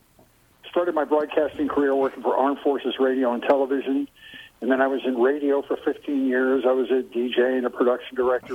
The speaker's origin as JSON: {"language": "English", "town": "Philadelphia", "region": "Pennsylvania", "country": "United States", "tie": "born or raised there", "said": "I grew up in Philadelphia, Pennsylvania."}